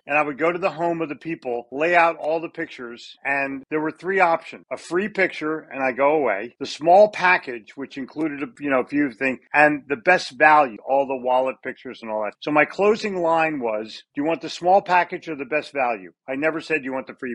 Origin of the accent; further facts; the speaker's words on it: Philadelphia, Pennsylvania, United States; moved away as an adult; now in North Carolina, United States; I grew up in Philadelphia. I now live in North Carolina